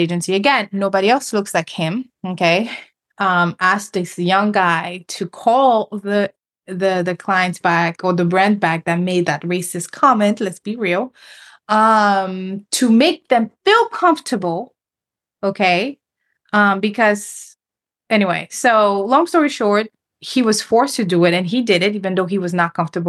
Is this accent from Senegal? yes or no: yes; Senegal; moved away; also born or lived in Cape Verde; I'm originally from Senegal, but my family is from Cape Verde.